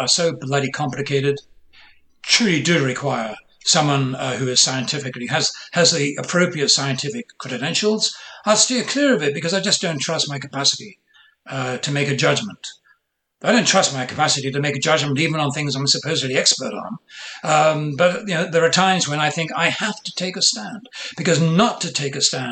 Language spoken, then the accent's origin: English; Ireland; now in United States; I was born in Ireland. I was raised with narratives of the Irish Revolution